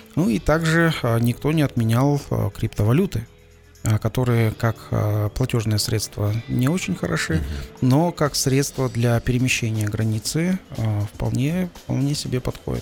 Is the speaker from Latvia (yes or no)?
no; Kazakhstan